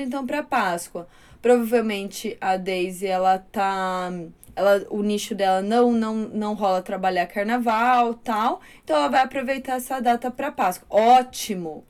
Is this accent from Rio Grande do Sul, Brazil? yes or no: no; Torrinha, São Paulo, Brazil; Eu nasci numa cidade que lá em Torrinho o carnaval era muito, é muito folclórico.